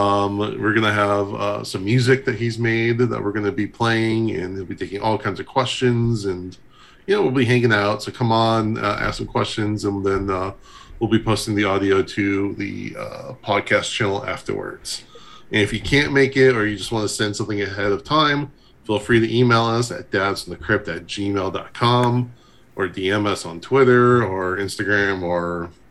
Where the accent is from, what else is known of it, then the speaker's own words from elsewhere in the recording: Pasadena, California, United States; my hometown of Pasadena, California.